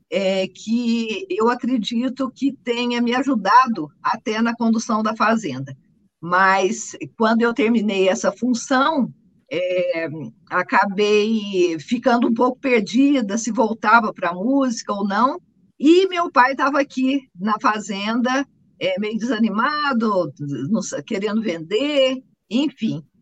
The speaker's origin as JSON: {"language": "Portuguese", "town": "Guaxupé", "region": "Minas Gerais", "country": "Brazil", "tie": "born or raised there", "also_born_or_lived": "Boa Esperança", "said": "sou mineira, nascida em Boa Esperança, criada em Guaxupé"}